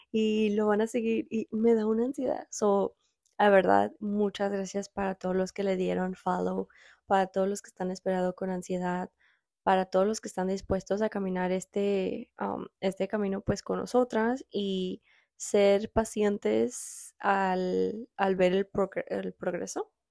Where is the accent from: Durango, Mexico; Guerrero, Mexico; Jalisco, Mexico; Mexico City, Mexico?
Jalisco, Mexico; Guadalajara; moved away; Nosotros somos tapatías, tapatías, de Guadalajara, Jalisco nacidas.